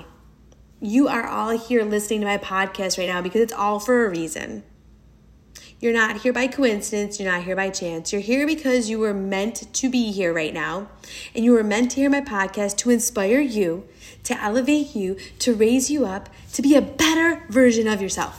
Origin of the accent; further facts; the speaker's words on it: New York, United States; I am a New Yorker. My dad is Brazilian